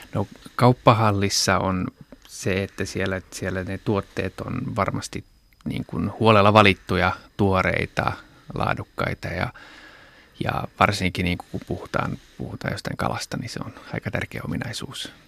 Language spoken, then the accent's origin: Finnish; Japan; now in Finland; mähän itse olen kasvanut Japanissa